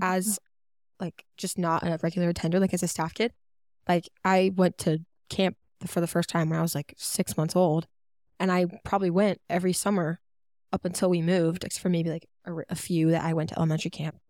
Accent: Georgia, United States; also born or lived in North Carolina; we moved to Georgia from North Carolina

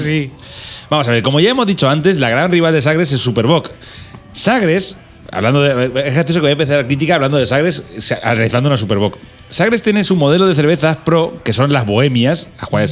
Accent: Albacete, Castilla-La Mancha, Spain; also born or lived in Algeciras; somos de Albacete, pero yo tengo, yo soy medio de Algeciras, o sea, yo soy medio, medio andaluz

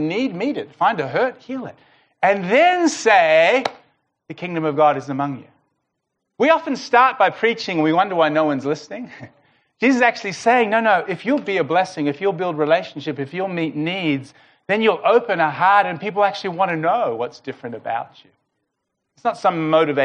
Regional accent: Melbourne, Victoria, Australia; we're from Melbourne

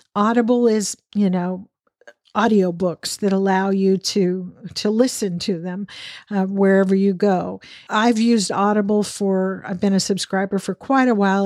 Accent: Western Washington State, United States; also born or lived in Texas; now in Dallas area, Texas, United States; I grew up in Western Washington State where the ocean was, you know, not far away at all

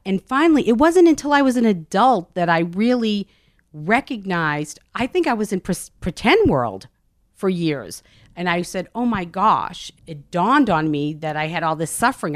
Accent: Medford, Massachusetts, United States; Medford, Massachusetts, just north of Boston. I grew up in a very Italian neighborhood

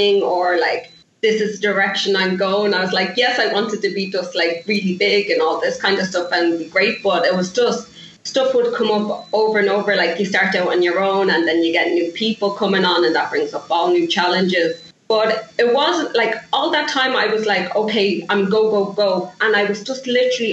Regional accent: Ireland; moved away as an adult; now in Toronto, Canada; I'm Irish

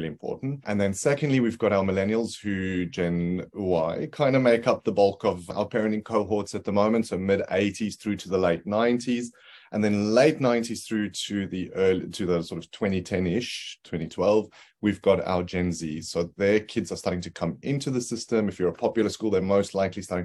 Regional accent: South Africa; moved away as an adult; now in Brisbane, Australia; I am originally from South Africa, though. I grew up across a couple of cities in South Africa as a kid and then left after university

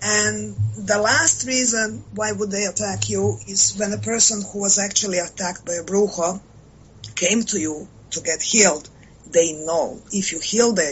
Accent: Croatia; I am from Croatia

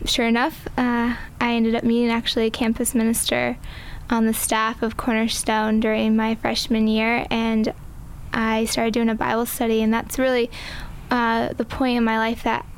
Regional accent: Seminole, Florida, United States; I grew up in Seminole. Basically grew up by the beach my whole life.

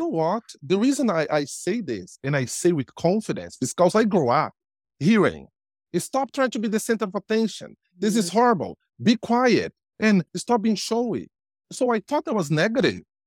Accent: Brazil; English is a second language; moved away as an adult; now in Canada; I am Brazilian by birth, but I'm Canadian by choice

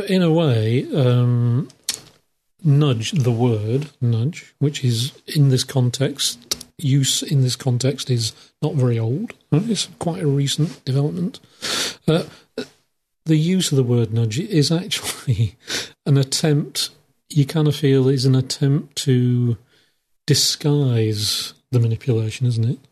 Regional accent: England, United Kingdom; I'm English

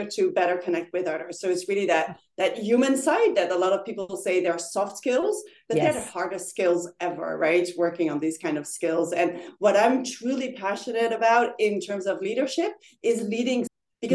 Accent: Paris, Île-de-France, France; moved away as an adult; also born or lived in Netherlands / Singapore; now in The Hague, Netherlands; I was born and raised in Paris and lived there for 18 years. And then I moved to the Netherlands to study.

